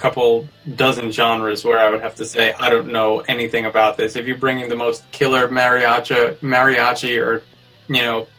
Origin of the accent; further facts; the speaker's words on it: New York, United States; I'm from New York. I didn't grow up around PBR.